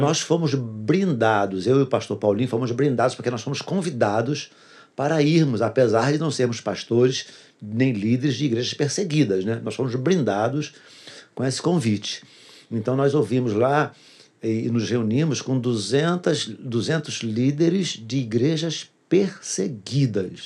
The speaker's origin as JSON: {"language": "Portuguese", "town": "Duque de Caxias", "region": "Rio de Janeiro", "country": "Brazil", "tie": "born or raised there", "said": "eu sou nascido e criado em Duque de Caxias"}